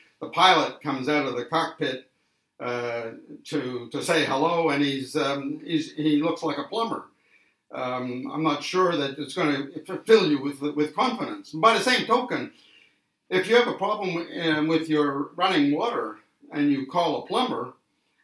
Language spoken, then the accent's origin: English; Canada; now in Australia; I was born in Canada and came to Australia many, many years ago, way back in the early 80s